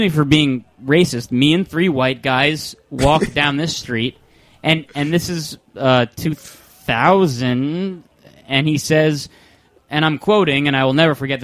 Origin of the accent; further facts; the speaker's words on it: Randolph, New Jersey, United States; I'm from Randolph, New Jersey